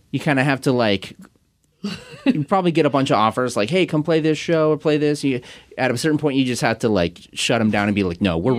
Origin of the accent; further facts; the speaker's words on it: Kent, Washington, United States; I'm from Kent